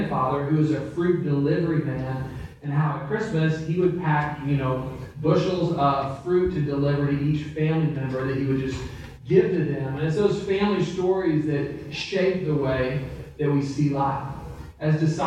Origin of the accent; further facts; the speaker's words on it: Central Texas, United States; I grew up in Central Texas